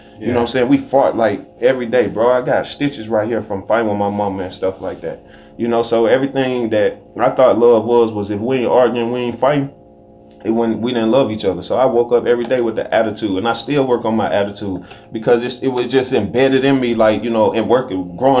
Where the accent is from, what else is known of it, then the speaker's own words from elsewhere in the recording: the South, United States; Because I grew up in the South with tension between white and black.